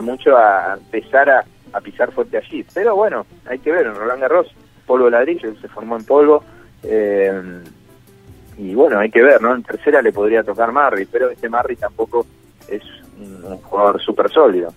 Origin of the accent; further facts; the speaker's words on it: Zona Sur, Buenos Aires, Argentina; siendo de, acá de Buenos Aires, yo soy de Zona